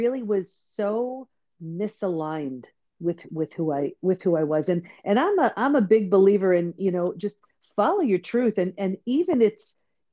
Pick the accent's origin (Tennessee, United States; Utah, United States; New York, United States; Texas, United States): New York, United States; Long Island; also born or lived in San Diego; I grew up on Long Island in New York, so not where I live now.